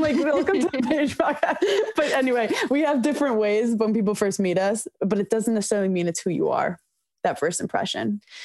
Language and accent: English; New York City, New York, United States; growing up in New York City